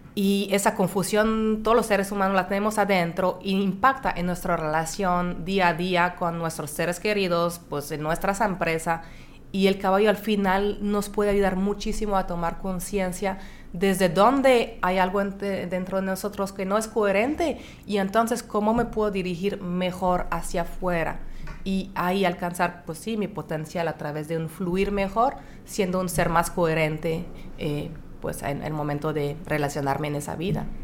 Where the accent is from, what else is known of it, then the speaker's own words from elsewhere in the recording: France; moved away; also born or lived in Monterrey, Mexico; soy de Francia